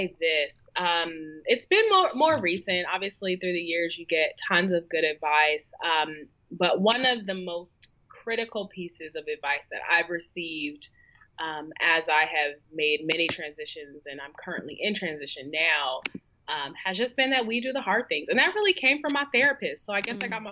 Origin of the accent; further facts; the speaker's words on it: Seattle, Washington, United States; also born or lived in New York City; now in Charlotte, United States; growing up in Seattle was a, you know, predominantly white Asian sort of environment